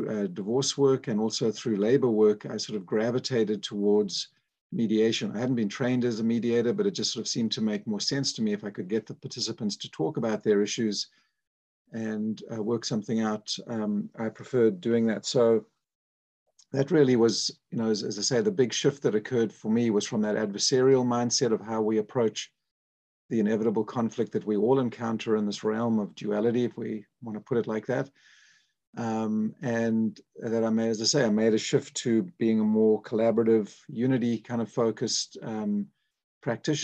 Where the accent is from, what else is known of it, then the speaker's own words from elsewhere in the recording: South Africa; moved away as an adult; I was born in South Africa